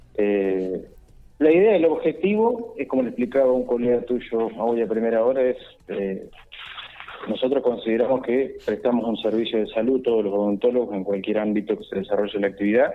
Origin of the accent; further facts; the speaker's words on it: Victorica, La Pampa, Argentina; now in Santa Rosa, Argentina; en este momento estoy radicado en Santa Rosa, pero soy de Victorica